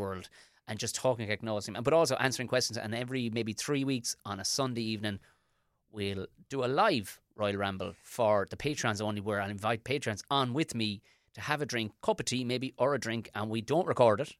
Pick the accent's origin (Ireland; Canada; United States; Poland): Ireland; as an Irish person